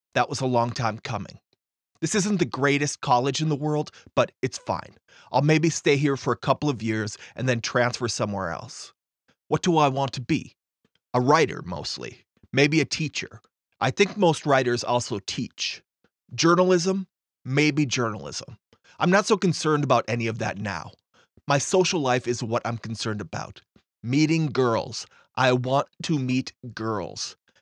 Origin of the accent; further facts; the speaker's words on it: Fargo, North Dakota, United States; Grand Forks is only eighty-one miles north of my hometown, Fargo